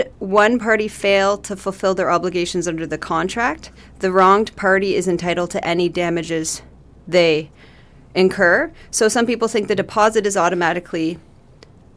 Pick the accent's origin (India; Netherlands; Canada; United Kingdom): Canada; Port Hope, Ontario; I was raised in Port Hope, and it's where my home was